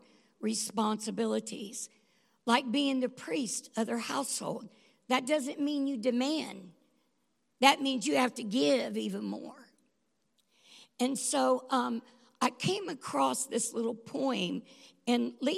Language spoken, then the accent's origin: English; the South, United States; we're from the South